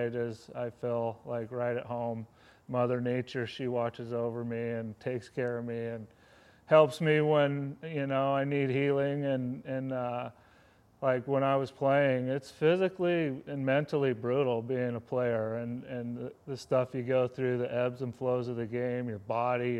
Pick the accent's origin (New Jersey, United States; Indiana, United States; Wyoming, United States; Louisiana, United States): Wyoming, United States; moved away as an adult; now in Pittsburgh, United States; We had a 1,000-acre ranch growing up in Wyoming